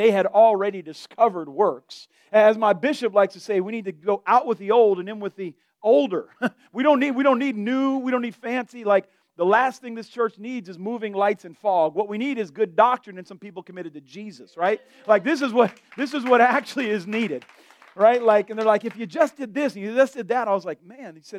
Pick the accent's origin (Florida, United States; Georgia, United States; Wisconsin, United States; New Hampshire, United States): Florida, United States; Delray Beach; I'm from Florida.